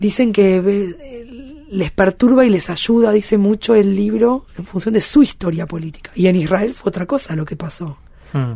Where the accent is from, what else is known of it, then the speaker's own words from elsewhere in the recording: Argentina; now in France; yo soy argentina a la vez